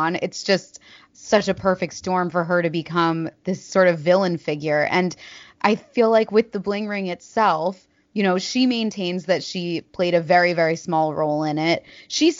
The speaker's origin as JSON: {"language": "English", "country": "United States", "said": "I'm American"}